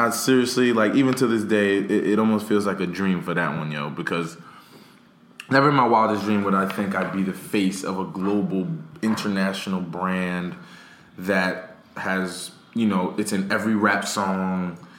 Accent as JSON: {"language": "English", "town": "Paterson", "region": "New Jersey", "country": "United States", "tie": "born or raised there", "said": "Paterson, New Jersey, Boys and Girls Club, which is my hometown."}